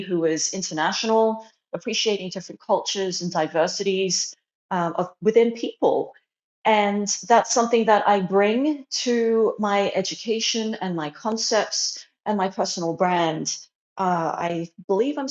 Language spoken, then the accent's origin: English; Australia; moved away as an adult; also born or lived in China; now in Arizona, United States; I was born in China and I moved to Australia when I was 3. And then later on in my mid-20s, I moved to the USA.